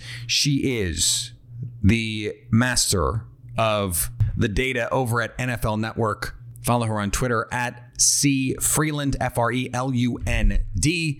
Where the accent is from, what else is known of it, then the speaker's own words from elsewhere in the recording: Milwaukee, Wisconsin, United States; I grew up in Milwaukee, so it was a place that I was very often.